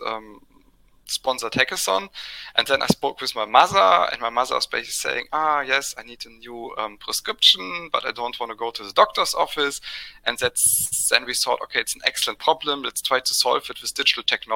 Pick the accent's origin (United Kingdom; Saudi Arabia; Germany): Germany; went to the local pharmacy in my hometown